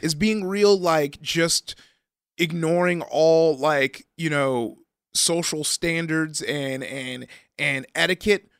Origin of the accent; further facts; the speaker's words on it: Compton, California, United States; I grew up in Compton